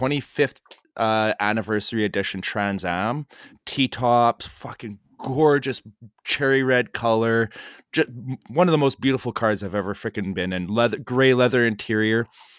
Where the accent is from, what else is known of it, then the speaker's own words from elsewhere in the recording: Canada; Yeah, see, as a Canadian, we don't, well, for me anyways